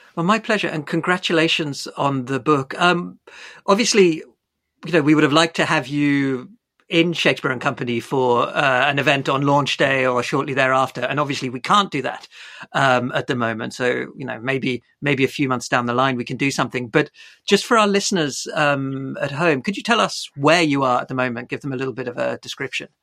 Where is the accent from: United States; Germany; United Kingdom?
United Kingdom; Bournemouth, South West England; I grew up in Bournemouth